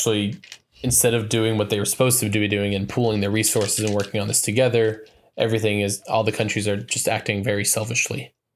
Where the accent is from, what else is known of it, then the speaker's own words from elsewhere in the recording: Montana, United States; my home state